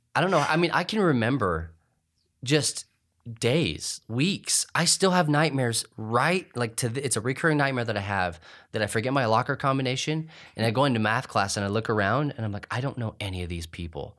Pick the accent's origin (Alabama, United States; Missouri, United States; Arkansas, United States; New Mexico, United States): New Mexico, United States; Clovis; I grew up in Clovis, New Mexico